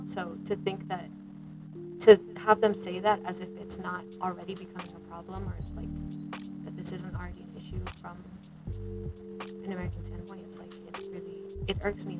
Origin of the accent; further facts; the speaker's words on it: Guam; moved away; So, I am Pacific, more specifically Chamorro. I'm a Canadian.